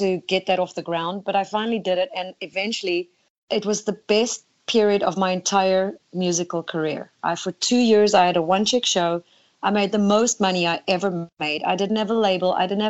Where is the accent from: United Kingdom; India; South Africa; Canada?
South Africa; also born or lived in Netherlands; now in United States; Well, I moved from South Africa to Holland first because I, as a young girl, my mindset was America.